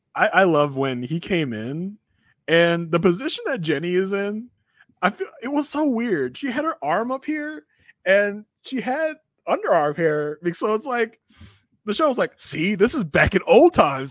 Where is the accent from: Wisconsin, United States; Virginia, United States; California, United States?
Virginia, United States; now in Maryland, United States; born and bred in Virginia, so I've, I was there for most of my, for a lot of my life